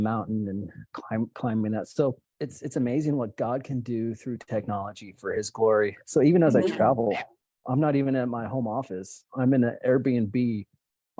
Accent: Oregon, United States; I grew up in Oregon many years ago

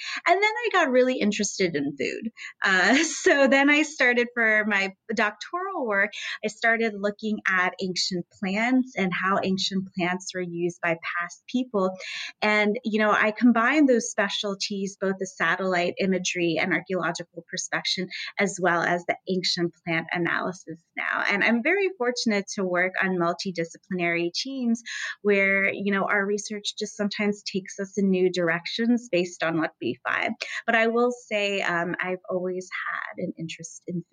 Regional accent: United States; moved away; I'm originally from the United States

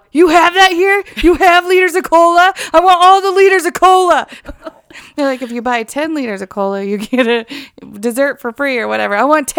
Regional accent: England, United Kingdom; We're English. We don't speak French.

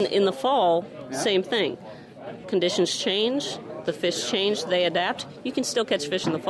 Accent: Vermont, United States; moved away; I'm actually from Vermont.

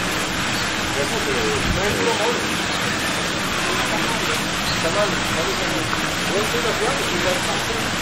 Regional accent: Berlin, Germany; English is a second language; also born or lived in Havana, Cuba / New York; now in United States; I was born in Berlin. So we spoke German

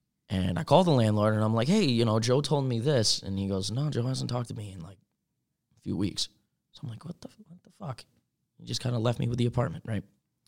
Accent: Philippines; I'm Filipino, and I didn't even know that.

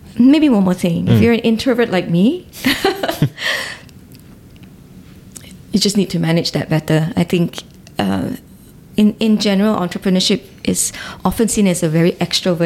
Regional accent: Ipoh, Perak, Malaysia; Growing up in Ipoh

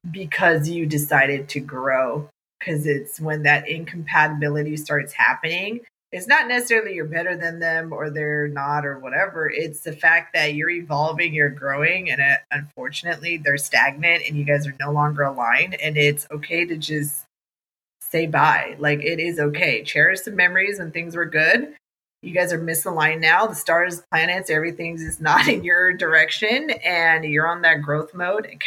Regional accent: United States; also born or lived in India / Texas; I was born in, in India, but grew up in America, and I am American, American Indian

